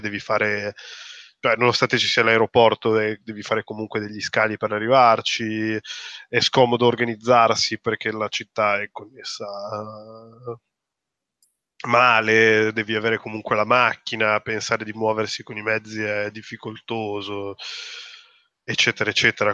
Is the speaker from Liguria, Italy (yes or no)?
yes; Genoa, Liguria, Italy; lo dico da genovese